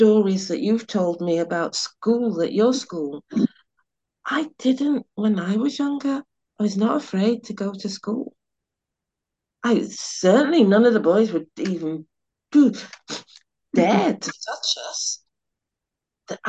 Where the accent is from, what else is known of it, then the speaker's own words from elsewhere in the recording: Sheffield, Yorkshire and the Humber, United Kingdom; now in London, United Kingdom; I grew up in Sheffield